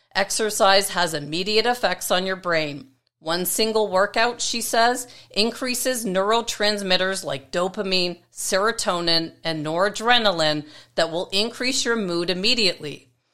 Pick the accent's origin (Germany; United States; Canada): Canada; Toronto, Ontario; in the city of North York, where I grew up in Toronto, Canada